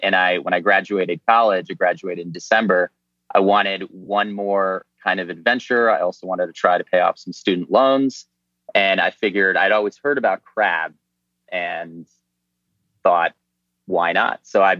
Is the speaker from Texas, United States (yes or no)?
no; Crown Point, Indiana, United States; moved away as an adult; also born or lived in Peoria, Illinois; now in Washington, D.C., United States; I grew up in northern Indiana, right outside of Chicago.